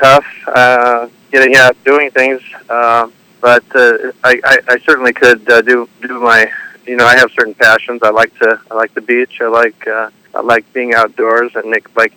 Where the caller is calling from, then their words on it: Whittier, California, United States; I'm calling from a city called Whittier, which is 20 miles east of downtown L.A.